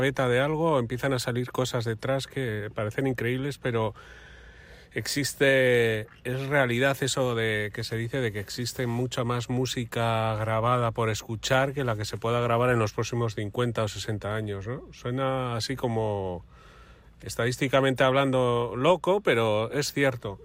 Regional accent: Santurtzi, Basque Country, Spain; en mi pueblo, en Santurchi

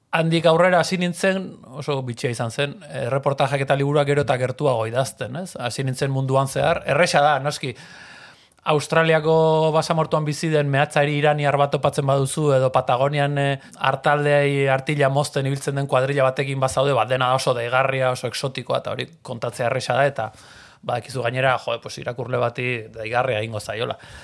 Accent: San Sebastián, Basque Country, Spain; Donostiarra naiz, donostian bizizan naiz beti

